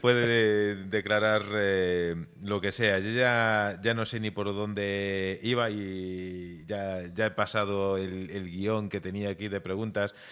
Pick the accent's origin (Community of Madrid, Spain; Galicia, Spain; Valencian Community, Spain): Galicia, Spain; somos gallegos